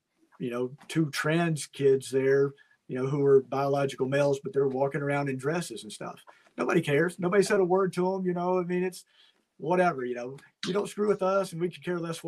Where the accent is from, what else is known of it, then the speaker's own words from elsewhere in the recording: Manchester, Kentucky, United States; My hometown, you know, Manchester, Kentucky